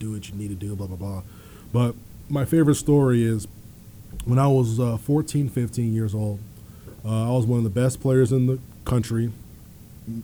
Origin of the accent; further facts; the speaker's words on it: Virginia, United States; I'm from Virginia